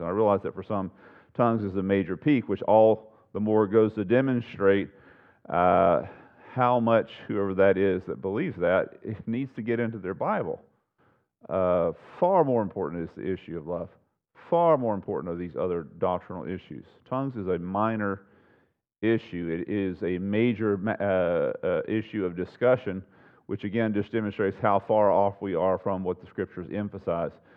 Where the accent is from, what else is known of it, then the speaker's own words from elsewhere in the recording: United States; born and raised in the United States